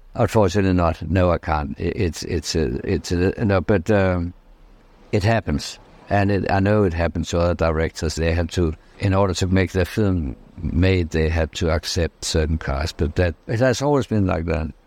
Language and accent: English; Denmark; I'm from Denmark, I'm from Scandinavia